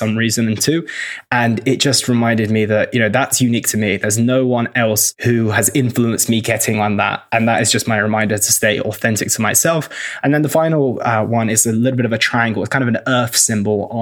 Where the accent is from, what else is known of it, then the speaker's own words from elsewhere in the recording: Oxford, South East England, United Kingdom; moved away as an adult; also born or lived in London / Cheltenham; I'm from the UK. I grew up in Oxford. I lived in London. I lived in Cheltenham for a little while.